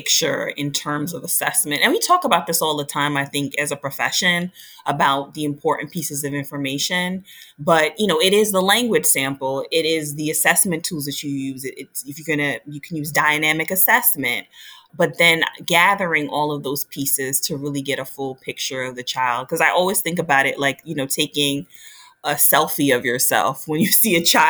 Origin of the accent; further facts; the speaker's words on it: New York City, New York, United States; I was from New York City